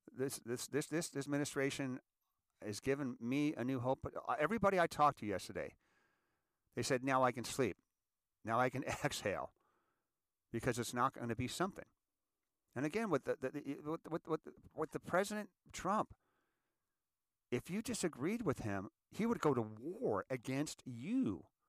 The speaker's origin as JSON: {"language": "English", "country": "United States", "said": "I'm an American, and I want to be a good American"}